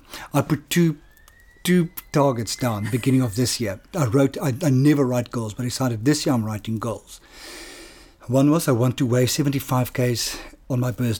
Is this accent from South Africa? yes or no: yes; Johannesburg, Gauteng, South Africa; I grew up in Triumph.